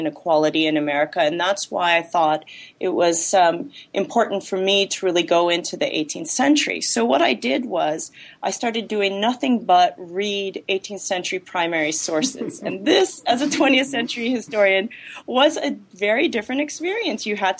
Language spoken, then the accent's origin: English; Los Angeles, California, United States; I was born and raised in Los Angeles